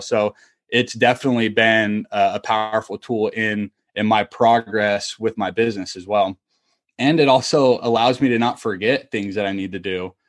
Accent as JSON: {"language": "English", "region": "Utah", "country": "United States", "also_born_or_lived": "Kentucky / Tampa", "moved": "as an adult", "said": "I am originally from Utah"}